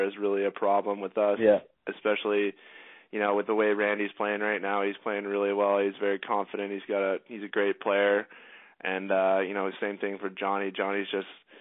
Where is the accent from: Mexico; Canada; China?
Canada; I'm Canadian